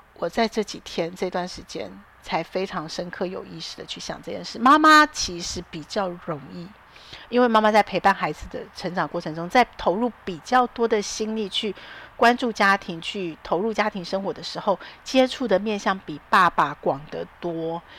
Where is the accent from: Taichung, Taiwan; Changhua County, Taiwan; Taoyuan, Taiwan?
Taoyuan, Taiwan; 桃园，我的故乡